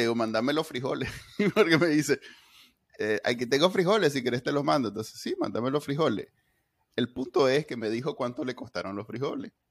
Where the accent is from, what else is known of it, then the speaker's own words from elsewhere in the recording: Nicaragua; Para los que somos nica